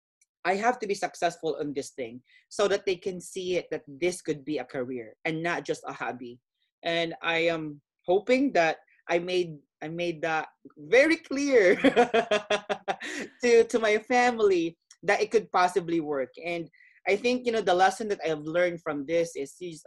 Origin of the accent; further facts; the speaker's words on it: Philippines; growing up in my culture, being Filipino